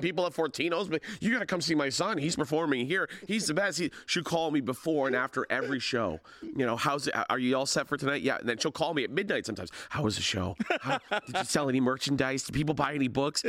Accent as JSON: {"language": "English", "town": "Hamilton", "region": "Ontario", "country": "Canada", "tie": "born or raised there", "said": "it's about Hamilton, it's about growing up in Hamilton"}